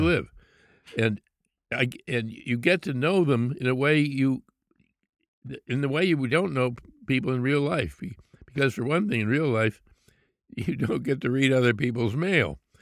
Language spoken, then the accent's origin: English; Pittsburgh, Pennsylvania, United States; I grew up in Pittsburgh